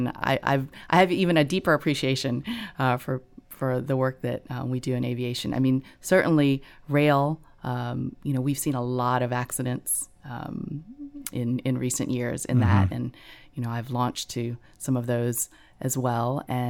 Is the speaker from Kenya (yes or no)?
no; Gulf Coast, United States; I grew up on the Gulf Coast, so I grew up not so far from a Coast Guard base.